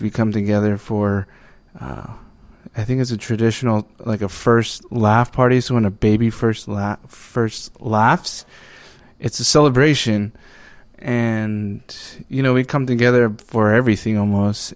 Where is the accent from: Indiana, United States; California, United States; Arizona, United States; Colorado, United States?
Arizona, United States; moved away; I'm from Arizona. Uh, originally from the Navajo Reservation